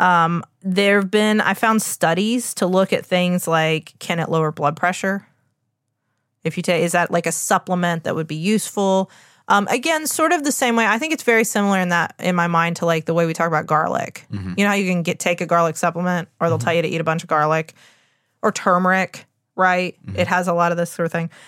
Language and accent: English; West Virginia, United States; I'm from West Virginia, the home of pepperoni rolls.